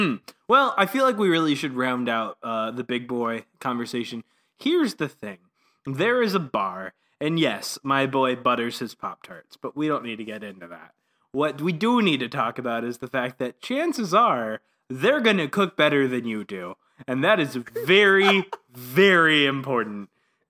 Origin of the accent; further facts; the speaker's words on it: the South, United States; I grew up in the South, sir.